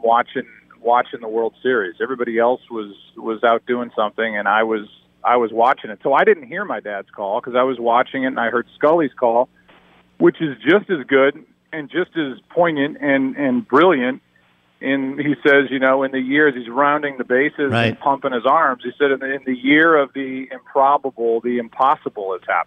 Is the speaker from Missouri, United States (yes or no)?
yes; St. Louis, Missouri, United States; my hometown of St. Louis